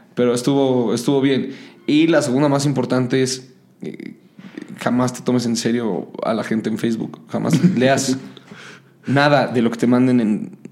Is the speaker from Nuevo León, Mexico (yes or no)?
no; Mexico City, Mexico; soy chilango, estoy paseado y me creo mucho porque soy de la ciudad.